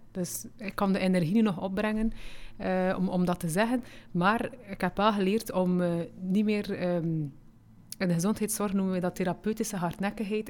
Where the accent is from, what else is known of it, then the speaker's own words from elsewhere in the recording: Flanders, Belgium; also born or lived in Morocco; want ik ben daar geboren. Aan één jaar en twee maanden zijn we naar hier gekomen